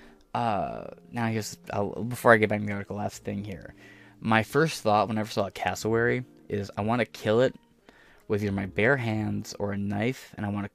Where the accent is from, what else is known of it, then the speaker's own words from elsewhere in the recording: United States; accent: American; in my American accent